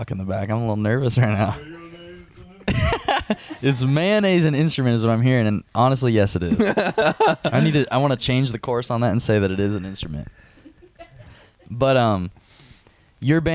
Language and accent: English; Norfolk, Nebraska, United States; moved away; Norfolk, Nebraska, which is my hometown